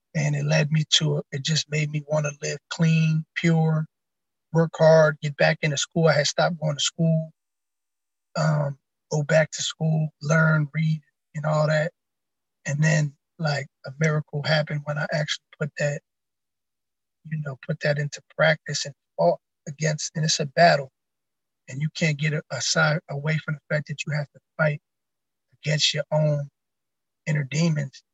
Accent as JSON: {"language": "English", "area": "Camden County", "region": "New Jersey", "country": "United States", "tie": "born or raised there", "also_born_or_lived": "Hartford, Connecticut", "moved": "as an adult", "lives_now": "Jersey City, United States", "said": "I've been basically around the whole Camden County area from a young boy from when I was growing up. Uh, I was born in Hartford, Connecticut. We moved to Jersey when I was like three."}